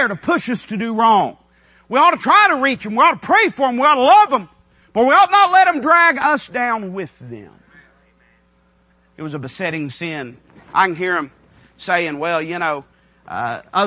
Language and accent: English; United States; as an American citizen